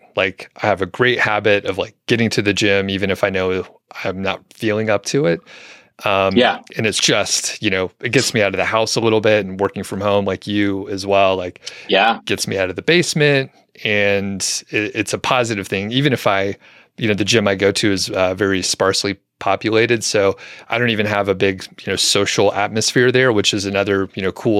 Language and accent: English; Atlanta, Georgia, United States; In the Atlanta area, in the suburbs.